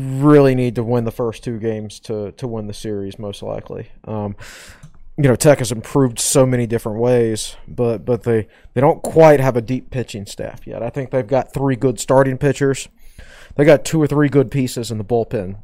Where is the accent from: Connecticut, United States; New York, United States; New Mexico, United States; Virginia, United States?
Virginia, United States; Southside; when I grew up in Southside Virginia, I worked in a tobacco barn.